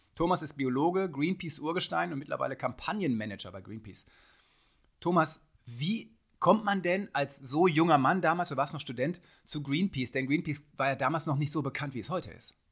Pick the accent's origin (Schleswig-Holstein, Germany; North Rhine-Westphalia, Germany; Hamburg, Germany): North Rhine-Westphalia, Germany; ich komme aus, aus Westfalen